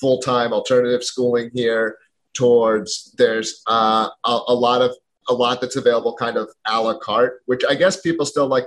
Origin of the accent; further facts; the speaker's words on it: Philadelphia, Pennsylvania, United States; moved away as an adult; now in New Hampshire, United States; I'm from Philadelphia originally